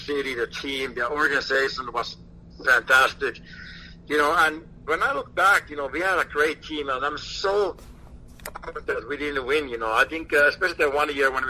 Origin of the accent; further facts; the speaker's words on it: Finland; moved away as an adult; Growing up in Finland, we don't have a trade